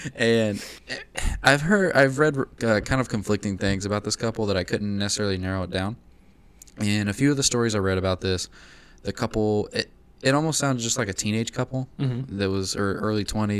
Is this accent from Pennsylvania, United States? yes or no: no; Lexington, Kentucky, United States; my hometown of Lexington, Kentucky.